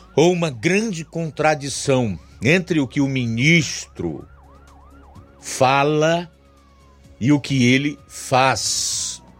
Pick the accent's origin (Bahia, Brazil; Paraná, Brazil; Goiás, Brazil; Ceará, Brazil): Ceará, Brazil; como cearenses que somos e vivemos neste solo, nestas plagas